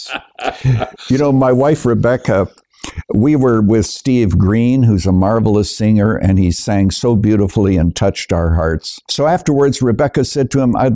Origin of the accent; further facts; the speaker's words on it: Canada; moved away as an adult; now in United States; I was born and raised in Canada, but I'm a naturalized citizen here in the United States, coming here in the early 1970s.